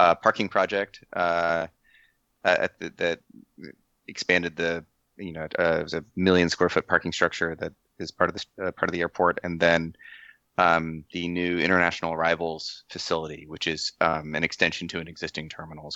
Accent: San Diego, California, United States; I work out of the San Diego office

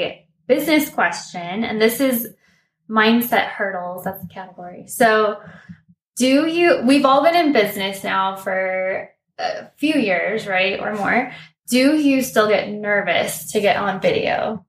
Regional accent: Colorado, United States; I'm a marketing strategist from Colorado.

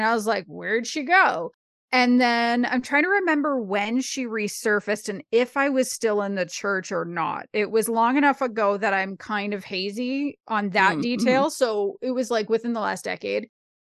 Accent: Canada; I'm a Canadian.

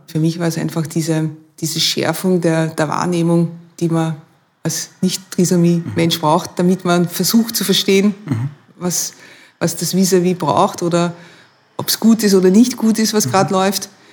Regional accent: Maastricht, Limburg, Netherlands; German is a second language; moved away as an adult; now in Vienna, Austria; Ich komme aus Maastricht, also wo die Maastricht-Verträge

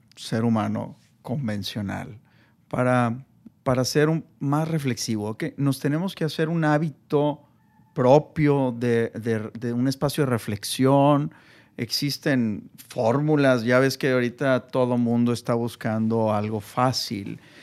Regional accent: Mexico; mi labor como, como mexicano

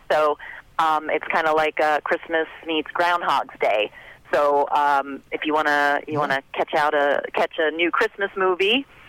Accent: Hoboken, New Jersey, United States; born there; also born or lived in North Bergen / Florida; Yeah, I was born in Hoboken. I lived in North Bergen, and then we moved down to Florida.

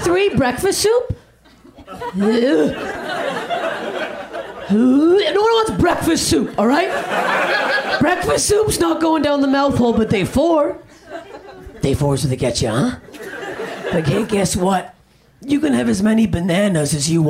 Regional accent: Canada; I'm Canadian

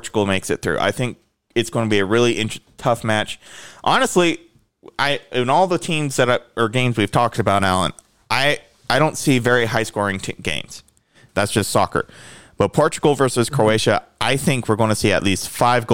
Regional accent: United States; As an American

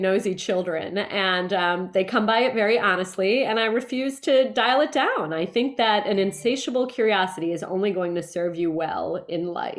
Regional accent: central New Jersey, United States; moved away as an adult; also born or lived in New York City / San Antonio, Texas; I was born in New York City. I grew up in central New Jersey.

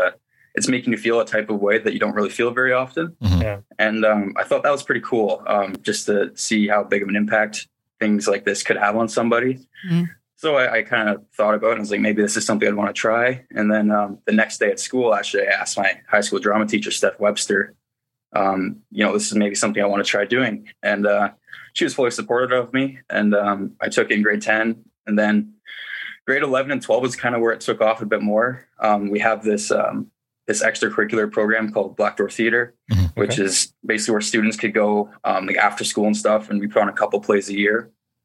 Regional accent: Listowel, Ontario, Canada; It was really just like any other small town, mm-hmm. A population of like 10,000 people. So it's small, and it really relates to Letterkenny, especially

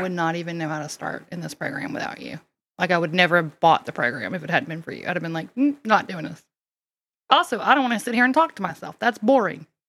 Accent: Mississippi, United States; accent: southern; now in Louisiana, United States; I don't sound like I'm from Louisiana because I was originally from Mississippi

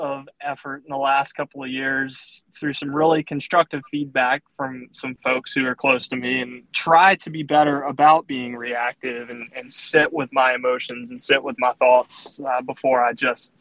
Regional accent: Southern Virginia, United States; accent: Southern; moved away as an adult; now in Greensboro, United States; I grew up in Southern Virginia

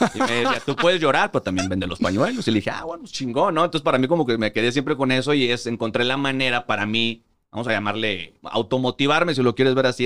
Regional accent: Monterrey, Nuevo León, Mexico; moved away as an adult; also born or lived in Mexico City; yo soy de Monterrey. Toda la vida eh, crecí, eh, nací, crecí, me crié en Monterrey

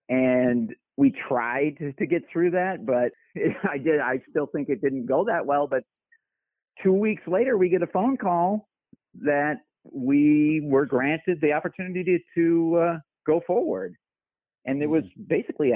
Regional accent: Michigan, United States; moved away as an adult; I'm originally from Michigan and came out here after film school

